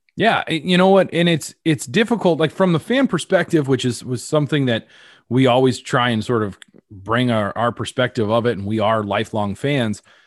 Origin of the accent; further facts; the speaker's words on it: Colorado, United States; now in Chicago, United States; I'm from Colorado